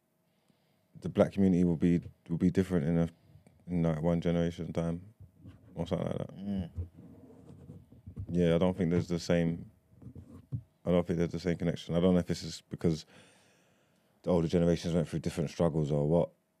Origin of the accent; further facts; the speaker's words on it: London, United Kingdom; growing up in East London